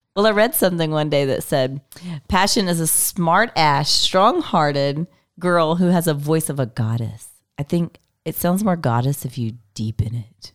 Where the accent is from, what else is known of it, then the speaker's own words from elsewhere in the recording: Texas, United States; I'm from Texas.